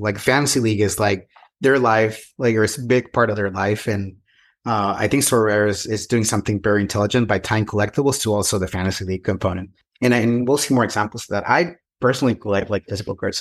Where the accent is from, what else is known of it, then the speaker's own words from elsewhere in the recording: Mexico; English is a second language; also born or lived in San Francisco / Texas / Portugal; now in Southern California, United States; I'm an immigrant in this country. I came from Mexico many years ago.